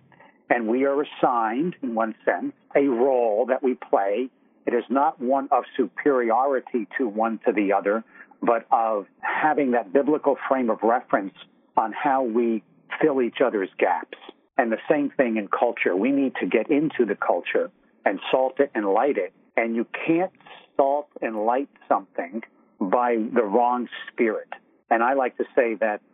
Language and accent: English; New York, United States; I'm from New York. We've identified that. I've been in media here in New York all my life.